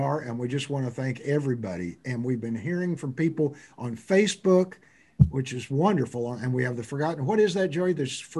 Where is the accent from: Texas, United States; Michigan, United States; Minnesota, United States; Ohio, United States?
Texas, United States; Fort Worth; It crawled out of its crib in my hometown, I believe, or at least was popularized.